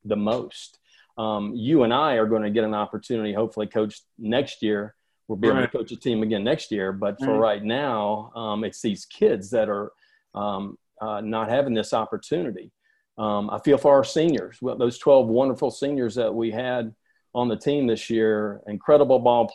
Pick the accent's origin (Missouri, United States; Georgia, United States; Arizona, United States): Georgia, United States; Atlanta; I grew up in Atlanta, born and raised in Atlanta